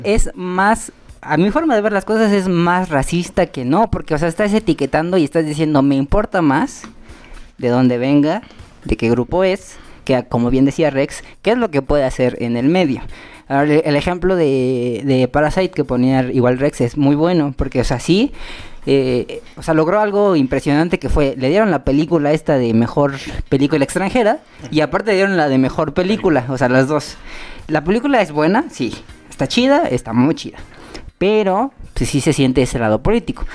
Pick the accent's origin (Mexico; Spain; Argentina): Mexico; soy mexicano, soy morenón